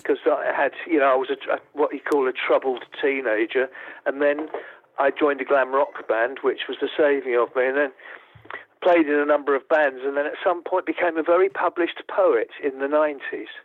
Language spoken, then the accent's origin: English; Essex, East Anglia, East of England, United Kingdom; I'm an East Anglian. You know, I'm from Essex in East Anglia